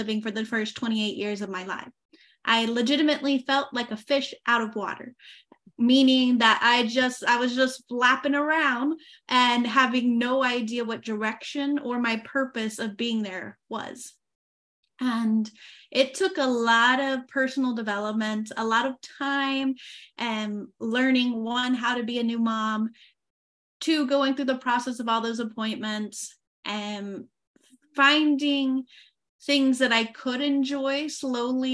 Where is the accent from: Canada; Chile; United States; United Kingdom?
United States; Oklahoma; first language English; moved away as an adult; now in France; I used to live in the US in Oklahoma for the first 28 years of my life.